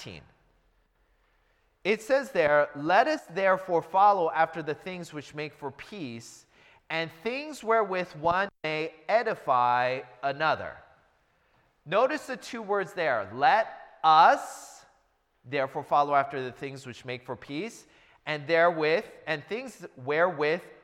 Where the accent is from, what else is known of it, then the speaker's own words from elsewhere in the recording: Seattle, Washington, United States; I'm from the Seattle area, went to a church in the Seattle area